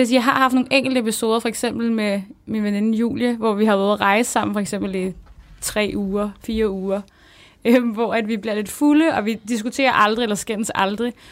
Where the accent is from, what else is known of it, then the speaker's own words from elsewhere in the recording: Copenhagen, Capital Region of Denmark, Denmark; moved away as an adult; also born or lived in Smørum; now in Odense, Denmark; jeg er født og opvokset på Nørrebro, men så flyttede vi til Smørum, som er sådan en provinsby